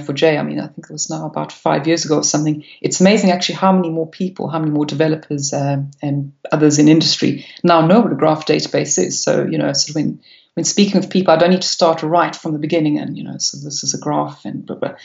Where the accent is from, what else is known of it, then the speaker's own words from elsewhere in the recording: South Africa; moved away as an adult; now in United Kingdom; I've been in the UK now for 16 years, but yes, I still do. I do try and speak it with any South Africans